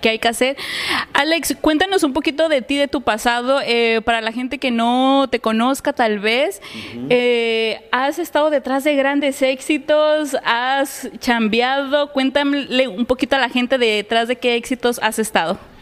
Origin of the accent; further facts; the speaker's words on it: Acapulco, Guerrero, Mexico; yo soy de Acapulco